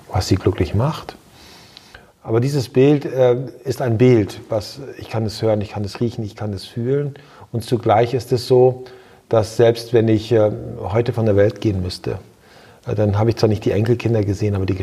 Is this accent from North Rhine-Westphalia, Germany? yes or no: no; Lower Saxony, Germany; ich bin in Ostfriesland geboren, ich bin in Ostfriesland groß geworden, ich war dann zwischenzeitlich in der Weltgeschichte unterwegs und bin dann wieder zurückgekehrt nach Ostfriesland.